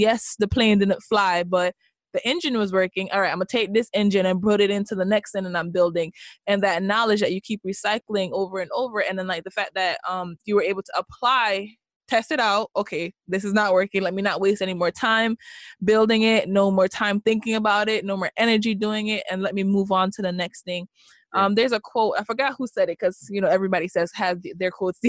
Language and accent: English; Jamaica; moved away; I am Jamaican. I was born and raised